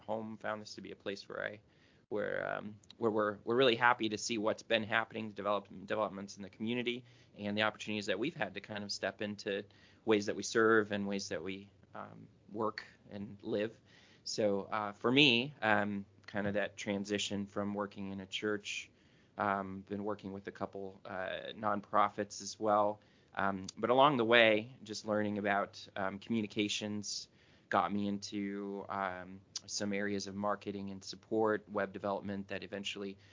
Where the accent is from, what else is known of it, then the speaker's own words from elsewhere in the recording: Pontiac, Michigan, United States; moved away as an adult; also born or lived in Detroit, Michigan; I'm from the Detroit area. So grew up in a big town. We moved out from closer to downtown when I was like four to the city of Pontiac